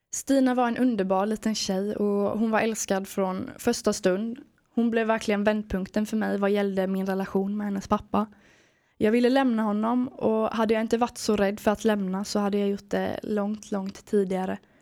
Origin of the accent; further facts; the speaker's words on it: Sweden; Jag har vuxit upp vid havet i en liten stad i Småland.